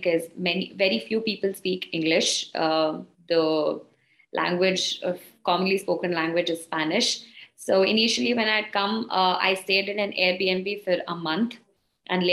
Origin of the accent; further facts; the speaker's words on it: South India, India; moved away as an adult; I come from South India